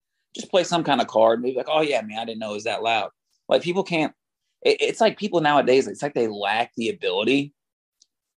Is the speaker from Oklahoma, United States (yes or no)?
yes; Oklahoma, United States; accent: country; now in Louisiana, United States; I was born in Oklahoma